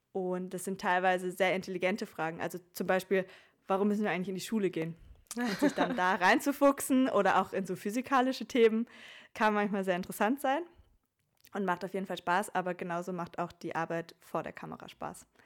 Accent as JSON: {"language": "German", "town": "Oberhausen", "region": "North Rhine-Westphalia", "country": "Germany", "lives_now": "Vienna, Austria", "said": "Äh, eigentlich komme ich aus Oberhausen, aus dem Ruhrgebiet, habe in Bayreuth studiert, habe dann meinen Master in Wien gemacht und lebe jetzt auch dort"}